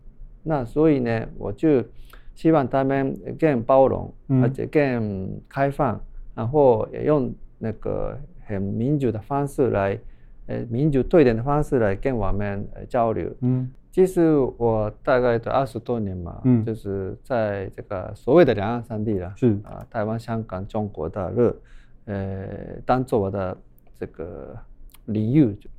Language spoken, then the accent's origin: Chinese; Japan; Chinese is a second language; 这是也是我们日本人的事情。